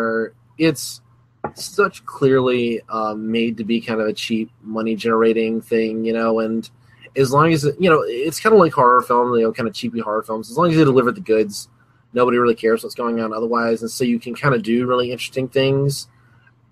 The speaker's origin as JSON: {"language": "English", "region": "Alabama", "country": "United States", "said": "I'm from Alabama"}